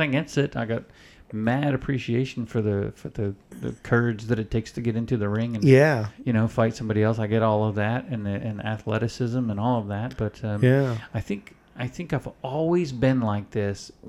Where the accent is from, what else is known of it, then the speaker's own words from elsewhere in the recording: Florida, United States; I grew up in Florida